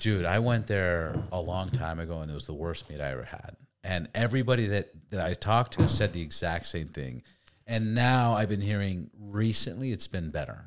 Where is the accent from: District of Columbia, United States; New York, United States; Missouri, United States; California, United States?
California, United States; Los Angeles; also born or lived in Santa Cruz; I'm from L